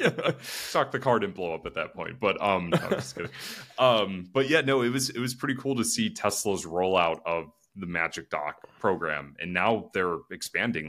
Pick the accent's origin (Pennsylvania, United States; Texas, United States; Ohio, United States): Ohio, United States; Northeast; now in Columbus, United States; I'm still from Northeast Ohio